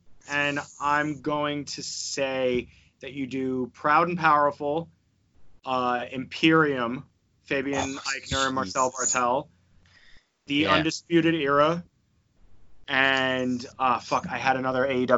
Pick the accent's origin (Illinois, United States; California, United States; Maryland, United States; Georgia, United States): Georgia, United States; AJ Styles comes out and just fucking wah, because I'm from Georgia.